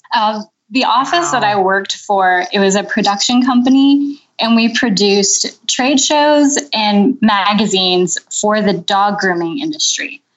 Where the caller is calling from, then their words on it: Mechanicsburg, Pennsylvania, United States; I'm calling you from Mechanicsburg, Pennsylvania